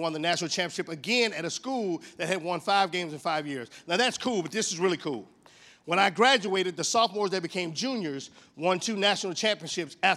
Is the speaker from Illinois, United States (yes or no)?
no; Texas, United States; I'm from Texas